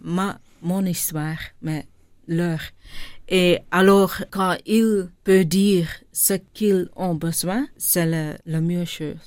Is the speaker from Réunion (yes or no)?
no; Linter, Flanders, Belgium; born or raised there; first language Dutch; French is a second language; also born or lived in Tamil Nadu, India